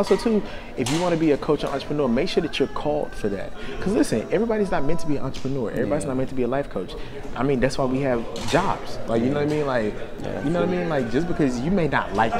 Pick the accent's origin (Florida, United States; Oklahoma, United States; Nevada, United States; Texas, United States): Texas, United States; I'm from Texas